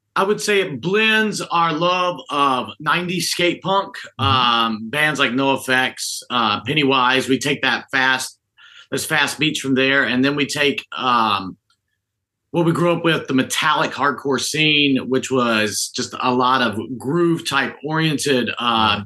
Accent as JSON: {"language": "English", "region": "North Carolina", "country": "United States", "tie": "born or raised there", "also_born_or_lived": "Statesville, North Carolina / Winston-Salem, North Carolina / Charlotte, North Carolina", "said": "North Carolina native. Uh, grew up in Statesville, Winston, and Charlotte"}